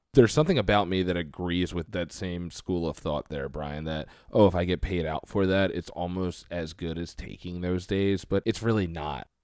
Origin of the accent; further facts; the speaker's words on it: Philadelphia, Pennsylvania, United States; accent: Delco; I'm from the Philadelphia area